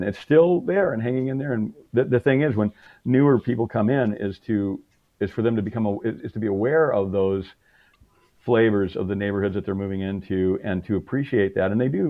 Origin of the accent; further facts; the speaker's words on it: Michigan, United States; also born or lived in Tennessee; now in San Francisco, United States; I grew up in Michigan.